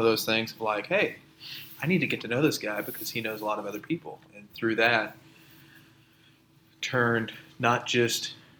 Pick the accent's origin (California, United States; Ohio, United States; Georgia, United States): Ohio, United States; moved away as an adult; also born or lived in South Carolina; now in Houston, United States; I grew up, you know this, I grew up in Ohio